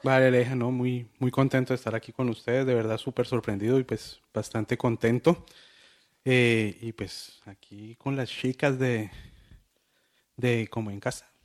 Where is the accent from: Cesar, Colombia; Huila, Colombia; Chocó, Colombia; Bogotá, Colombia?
Bogotá, Colombia; accent: rolo; moved away as an adult; now in Cali, Colombia; yo soy rolo